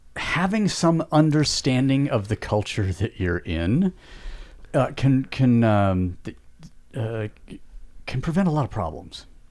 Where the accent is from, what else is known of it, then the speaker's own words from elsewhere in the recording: United States; we as Americans